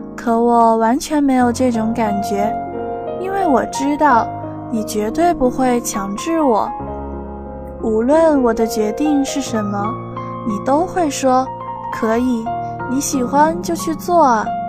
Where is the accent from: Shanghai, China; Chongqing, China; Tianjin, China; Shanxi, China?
Shanxi, China; moved away as an adult; now in Nanjing, China; 来自山西，我在南京大学